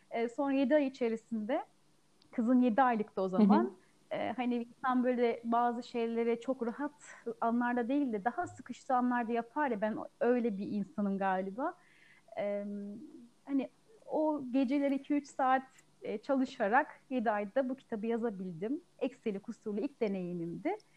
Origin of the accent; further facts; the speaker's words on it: Ankara, Turkey; now in Afyonkarahisar, Turkey; 33 ee, yaşındayım. 1987 Ankara doğumluyum. Memleketim Ankara. 3 ee, sene geçti. Afyonkarahisar'da ikamet ediyorum. Eşimin memleketi burası.